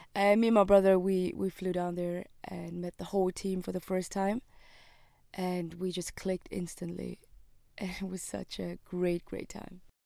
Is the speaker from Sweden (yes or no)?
no; Switzerland; I was born and raised in Switzerland